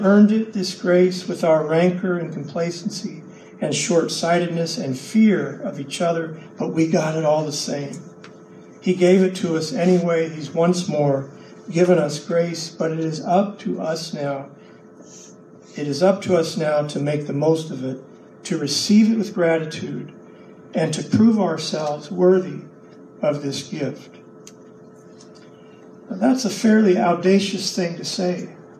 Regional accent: Lexington, Kentucky, United States; moved away as an adult; now in Colorado, United States; we grew up in Lexington, Kentucky, in a white suburban neighborhood where I had almost no contact with any peoples of color until my mid-20s when I left Lexington and moved to Colorado

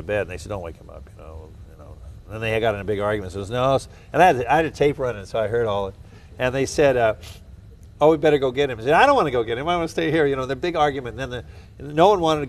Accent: Southern California, United States; also born or lived in Wichita, Kansas; I was born in Wichita, Kansas, where all oceanographers come from. You know? And then I grew up in Southern California

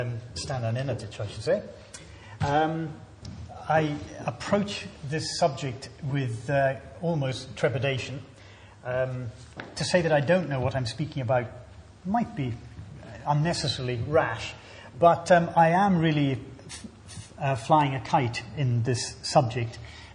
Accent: Scotland, United Kingdom

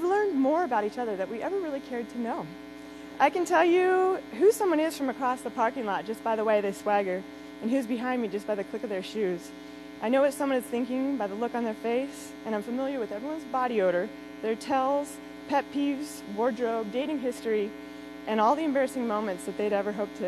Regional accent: Calaveras County, California, United States; I'm from Calaveras County, California

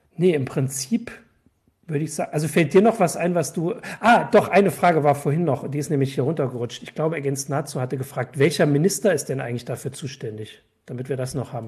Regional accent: Erfurt, Thuringia, Germany; als Erfurter

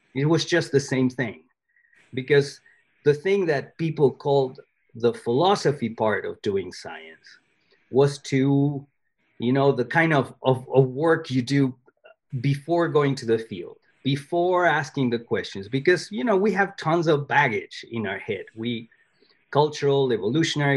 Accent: Argentina; English is a second language; moved away; I was born in Argentina

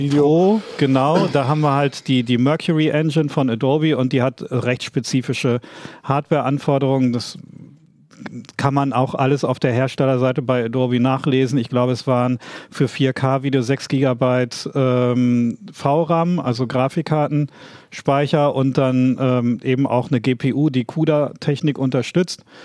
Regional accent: East Frisia, Lower Saxony, Germany; dass ich Ostfriese bin

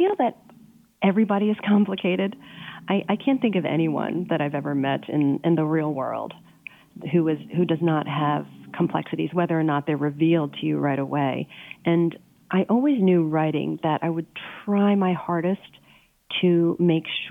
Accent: Pennsylvania, United States; moved away; I grew up in Pennsylvania.

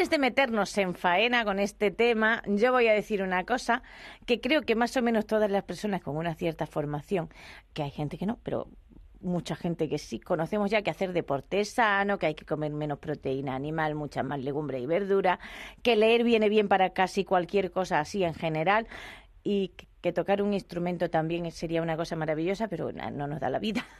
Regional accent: Extremadura, Spain

